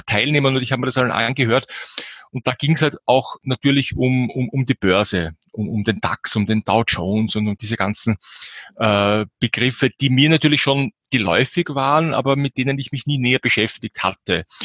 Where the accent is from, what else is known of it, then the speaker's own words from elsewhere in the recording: Austria; bei uns in Österreich